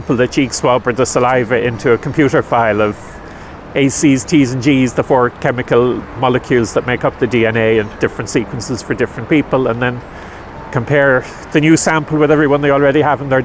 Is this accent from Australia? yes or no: no; Dublin, Leinster, Ireland; moved away as an adult; now in Killaloe, Ireland; I was born in Dublin, and I escaped from the big smoke about 20 years ago